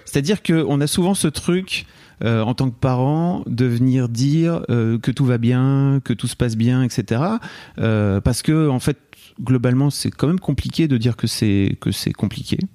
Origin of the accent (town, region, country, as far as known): Lille, Hauts-de-France, France; born or raised there